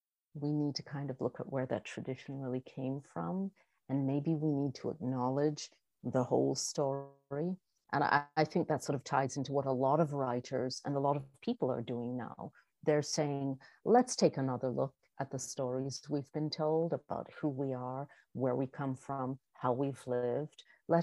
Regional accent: New York, United States; because I do identify as a New Yorker and someone from New England as well

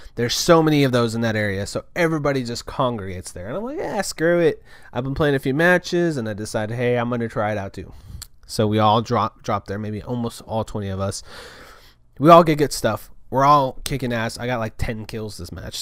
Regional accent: Kerrville, Texas, United States; we're at my hometown

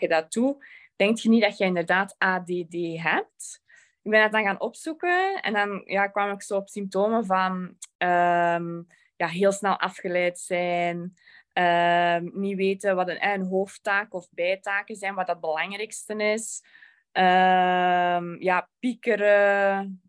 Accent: Belgium; Ik ben van België

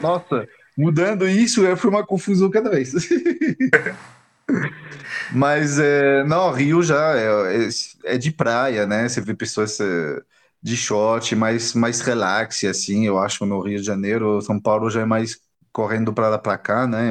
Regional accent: France; Portuguese is a second language; moved away as an adult; also born or lived in England / Germany / Brazil; eu me mudei da França para a Inglaterra em 2000, 2000, 2001.

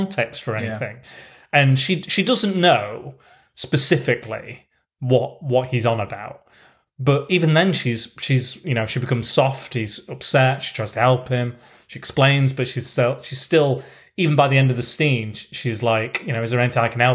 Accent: United Kingdom

